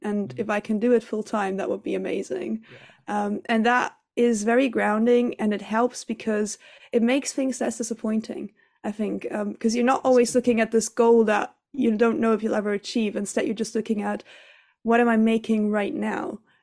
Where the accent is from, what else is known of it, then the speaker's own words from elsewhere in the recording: Tenerife, Canary Islands, Spain; my family's German, but I grew up in Spain, in Tenerife